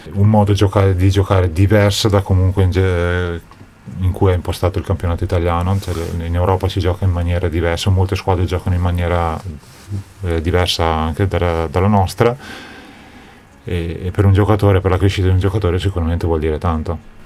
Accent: Trento, Trentino-Alto Adige, Italy; born or raised there; moved away

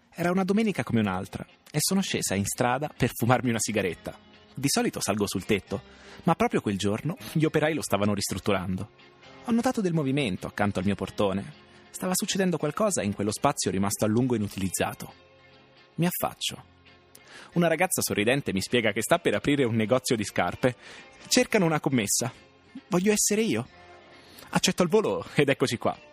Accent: Merano, Trentino-Alto Adige, Italy; born there; Sono nata a Merano.

